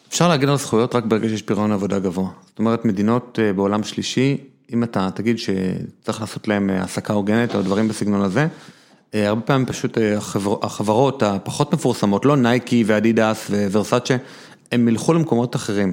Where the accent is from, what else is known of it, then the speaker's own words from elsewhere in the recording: Jerusalem, Jerusalem District, Israel; אני ירושלמי